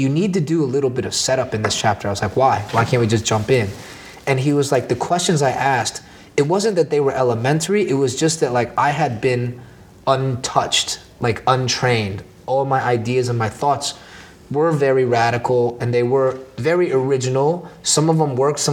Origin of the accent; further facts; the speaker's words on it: Orlando, Florida, United States; now in New York, United States; When I was 18, growing up in Orlando